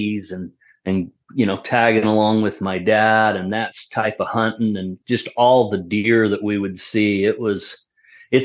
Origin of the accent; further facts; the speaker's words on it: Salt Lake City, Utah, United States; also born or lived in Ogden, Utah / Farmington, Utah; I was born in Salt Lake and lived in Ogden part of my life, and so I've always been here, never lived outside Utah.